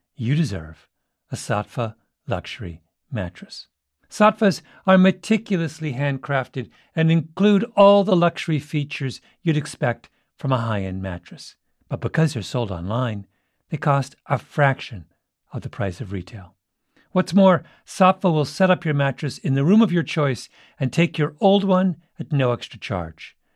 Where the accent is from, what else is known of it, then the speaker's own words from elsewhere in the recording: Canada; I grew up in Canada in the 1970s